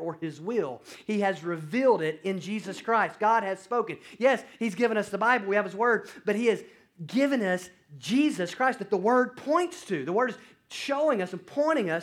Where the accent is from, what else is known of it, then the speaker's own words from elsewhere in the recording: North Alabama, United States; moved away; I went back home to where I grew up in North Alabama to be with family for Thanksgiving